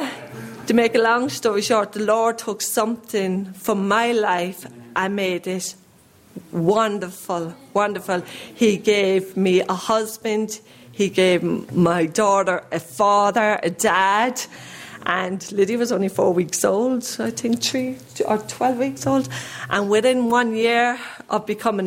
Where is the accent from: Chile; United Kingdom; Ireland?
Ireland; I grew up in Ireland